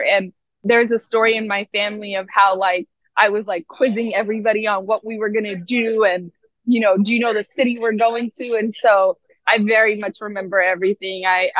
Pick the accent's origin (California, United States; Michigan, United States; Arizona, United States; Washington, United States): Washington, United States; Seattle; also born or lived in Mogadishu, Somalia / Nairobi, Kenya; now in New York, United States; my own identity growing up in Seattle.